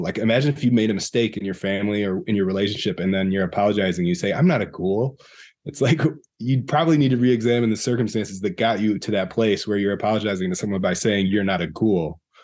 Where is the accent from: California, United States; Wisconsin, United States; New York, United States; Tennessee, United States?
Wisconsin, United States; also born or lived in Madison, Wisconsin / Milwaukee, Wisconsin; I grew up in Wisconsin